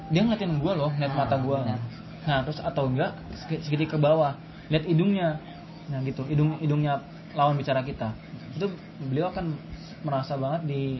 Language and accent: Indonesian; Subang, West Java, Indonesia; emang emang orang Sunda orang dari Subang saya biasa ngomong Sunda